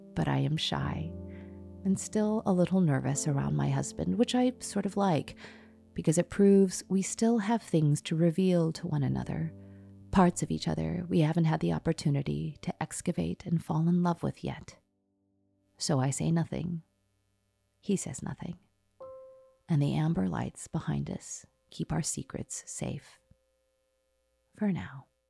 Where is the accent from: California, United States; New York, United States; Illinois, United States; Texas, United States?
Illinois, United States; Skokie; growing up in Skokie, Illinois